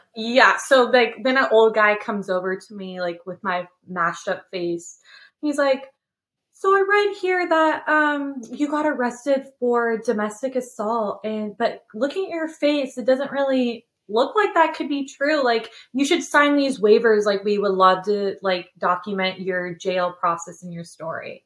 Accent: California, United States; now in Tennessee, United States; I'm from California

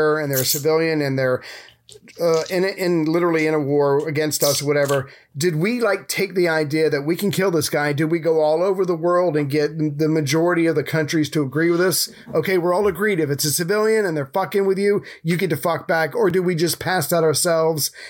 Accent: United States; as an American

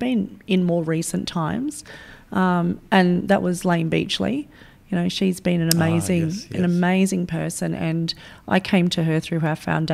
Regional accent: Sydney, New South Wales, Australia; I grew up in Western Sydney

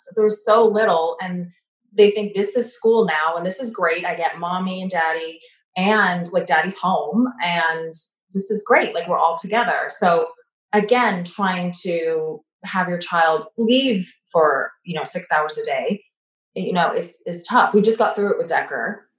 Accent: Canada; moved away as an adult; also born or lived in Montreal; now in United States; And, I grew up in Canada, and then, my parents later moved to the US, and I was in university at the time. So I stayed and went to McGill. I was in Montreal.

